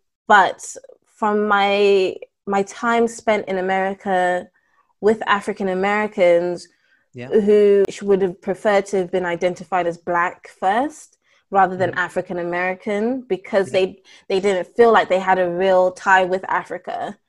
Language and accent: English; United Kingdom; I will proudly, in some ways, say that I am a British citizen, because it is the majority of the culture that I've lived in for the majority of my life.